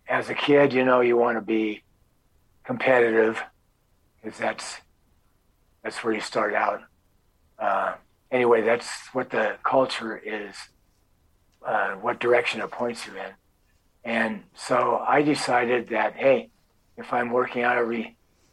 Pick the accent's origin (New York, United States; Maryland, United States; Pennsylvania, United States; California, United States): California, United States; Hermosa Beach; moved away as an adult; also born or lived in Inglewood, California / Colorado / Wyoming; now in Oregon, United States; I'm originally from California, from Hermosa Beach until I was about 12, and then Inglewood until I was 19.